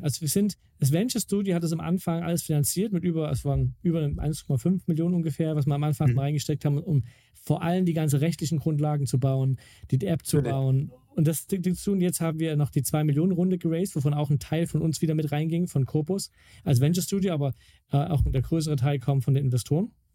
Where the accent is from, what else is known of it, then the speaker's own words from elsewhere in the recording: Mittweida, Saxony, Germany; In Mittweida, also wo ich herkomme, ihr kleines Städtchen.